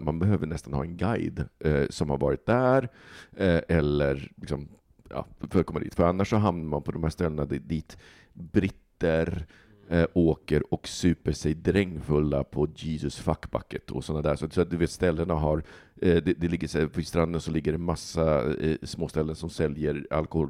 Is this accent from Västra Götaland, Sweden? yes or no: no; Stockholm, Stockholm County, Sweden; som stockholmare